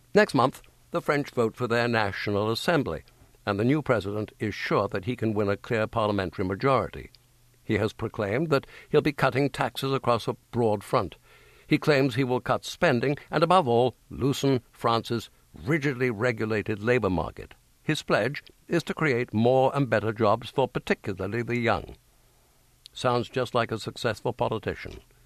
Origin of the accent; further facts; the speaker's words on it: England, United Kingdom; moved away as an adult; now in United States; as an Englishman forty or so years ago